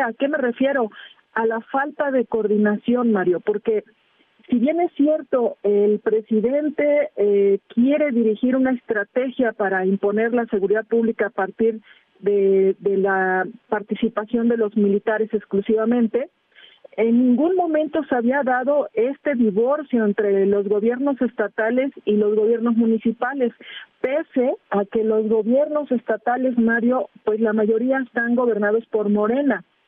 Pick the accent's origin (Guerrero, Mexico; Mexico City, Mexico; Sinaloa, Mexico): Guerrero, Mexico; soy guerrerense